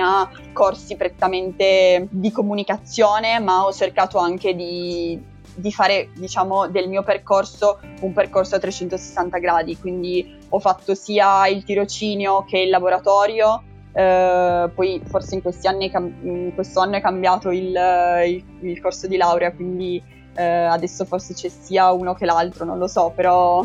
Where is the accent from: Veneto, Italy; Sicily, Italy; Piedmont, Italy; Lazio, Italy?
Piedmont, Italy; Turin; moved away as an adult; also born or lived in Bologna; now in Munich, Germany; io sono di Torino, sono partita da, da Torino e sono venuta qua